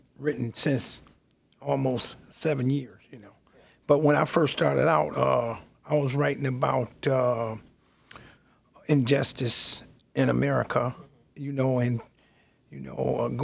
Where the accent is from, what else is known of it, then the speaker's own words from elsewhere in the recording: Amherst, New York, United States; also born or lived in Buffalo, New York; now in Ann Arbor, United States; I'm originally from Amherst, New York, but I moved here to Ann Arbor with my mom